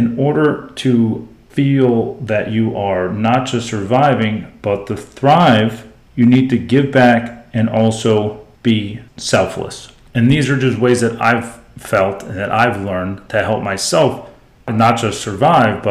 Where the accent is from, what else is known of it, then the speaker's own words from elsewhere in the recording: South Florida, United States; being a huge Miami Hurricanes fan growing up in South Florida in the 80s through the early 2000s